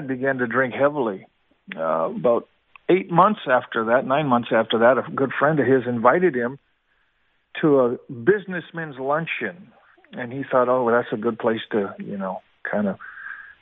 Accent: Seattle, Washington, United States; also born or lived in Kamloops, British Columbia, Canada; I was born in Kamloops, British Columbia, Canada, and at the age of 6 years old, we immigrated to Seattle, Washington.

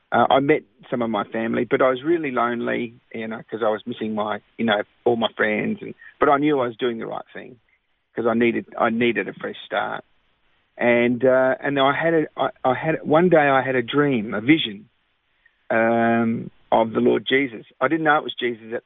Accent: Australia; also born or lived in London / Cyprus; I grew up in Australia

